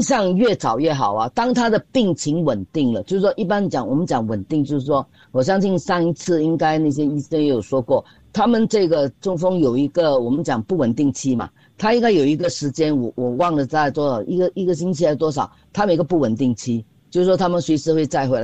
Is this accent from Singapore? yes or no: yes; Singapore; 我们新加坡人嘛